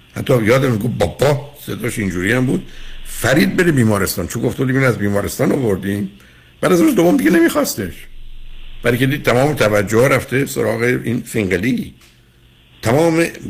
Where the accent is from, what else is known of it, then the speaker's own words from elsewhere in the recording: Shiraz, Fars, Iran; تو دبستان در شیراز